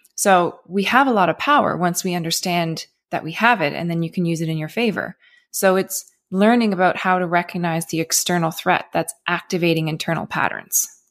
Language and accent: English; Cape Breton, Nova Scotia, Canada; I grew up in Cape Breton. It's a very, very small island in Canada